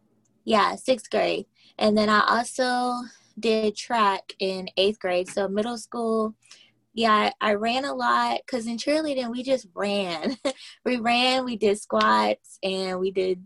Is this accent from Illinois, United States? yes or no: no; Moncks Corner, South Carolina, United States; I'm like 30 minutes out from Charleston, South Carolina. It's a little town of Monk's Corner. And I went to Berkeley High School